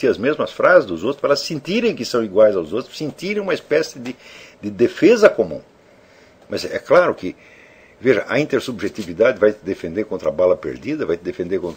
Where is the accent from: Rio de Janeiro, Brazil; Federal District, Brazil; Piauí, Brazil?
Piauí, Brazil; Teresina; Eu sou de Teresina, capital do Piauí, e vejo que a quase totalidade dos membros da minha cidade se comunica a partir de um conjunto de símbolos linguísticos muito reduzido e empobrecido